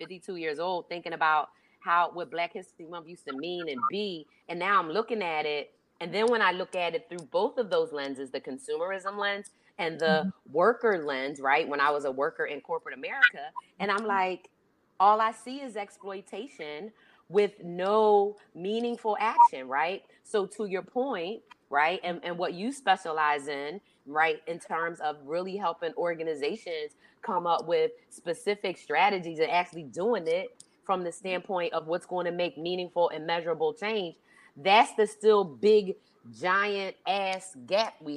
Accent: Philadelphia, Pennsylvania, United States; I grew up in Philadelphia, Pennsylvania, right? And I grew up in the 70s.

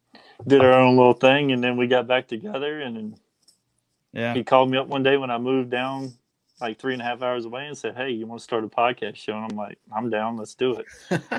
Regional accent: Virginia, United States; We're from Virginia. We went to school together. We went to high school

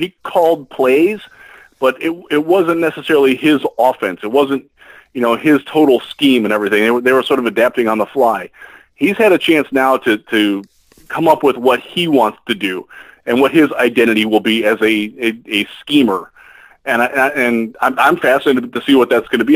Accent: Cleveland, Ohio, United States; moved away; I moved away from Cleveland.

